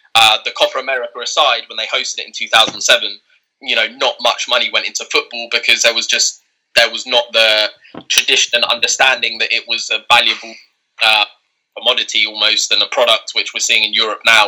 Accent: England, United Kingdom; born and raised in England

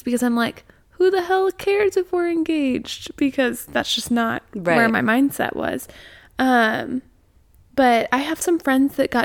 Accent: Midwest, United States; I'm not from the South. I'm from the Midwest

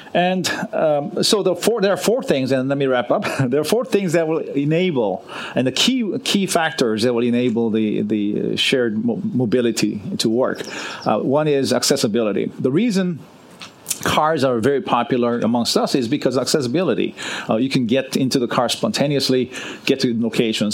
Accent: Los Angeles, California, United States; moved away; I grew up in Los Angeles, and um, for 30 years I was away from Los Angeles, and I'm finally back living uh, in in Los Angeles.

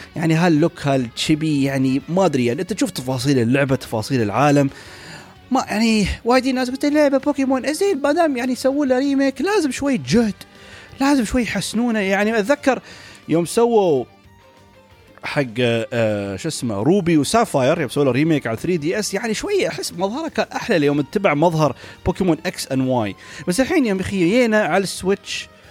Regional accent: United Arab Emirates; عندنا في الامارات

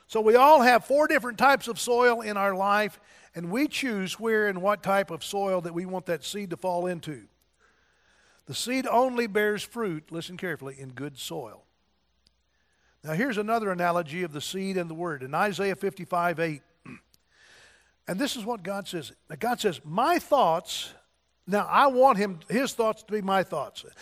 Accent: Donovan, United States; moved away; I was from Donovan, and I thought I'd never get out of Donovan

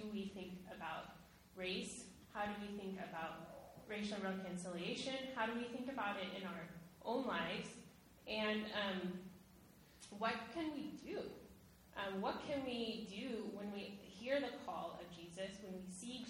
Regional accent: Sacramento, California, United States; I grew up in Sacramento, California, which is the capital of California

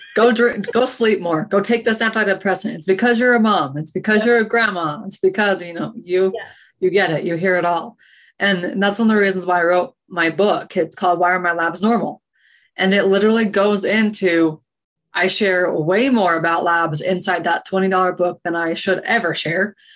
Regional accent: Utah, United States; moved away as an adult; also born or lived in Oregon; I'm from Utah originally

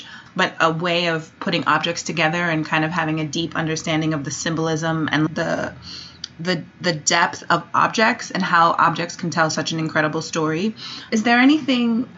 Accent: New York City, New York, United States; now in Los Angeles, United States; I'm from Brooklyn

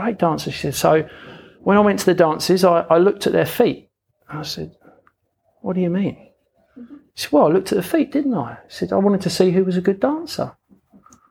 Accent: London, United Kingdom; moved away; I grew up in London, which is why I've got a funny accent.

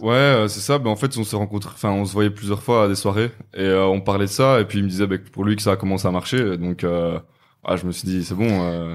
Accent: Namur, Wallonia, Belgium; je viens de Belgique, de Namur précisément

